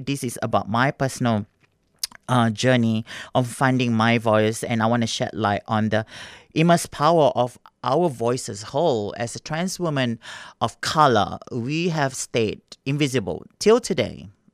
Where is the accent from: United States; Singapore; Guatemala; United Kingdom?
Singapore; moved away; I grew up in Singapore